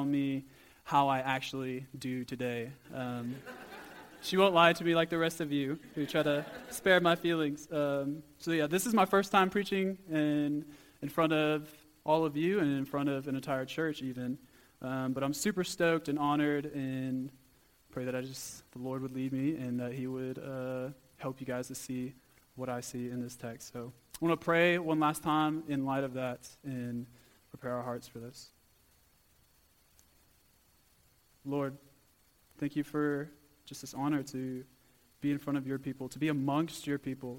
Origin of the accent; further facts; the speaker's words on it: Port Lavaca, Texas, United States; moved away as an adult; now in South Africa; I'm actually from a small town called Port Lavaca, Texas. So a little small town, country boy at heart, moving here to South Africa